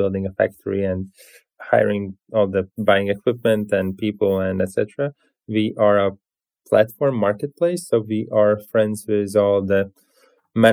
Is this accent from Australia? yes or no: no; Latvia; The key connection is that we are both from Latvia.